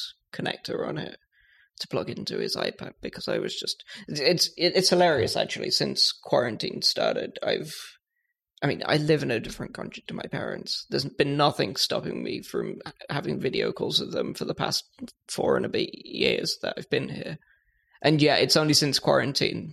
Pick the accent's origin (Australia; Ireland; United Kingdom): United Kingdom; I'm British